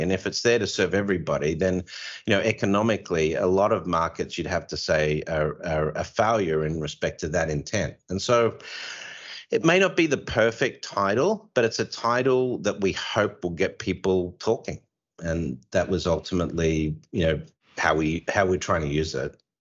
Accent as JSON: {"language": "English", "country": "Australia", "said": "you can tell I'm Australian"}